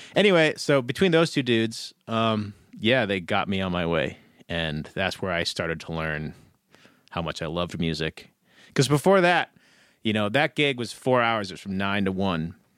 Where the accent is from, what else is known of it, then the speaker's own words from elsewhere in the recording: Ketchum, Idaho, United States; now in Boise, United States; I grew up in the Wood River Valley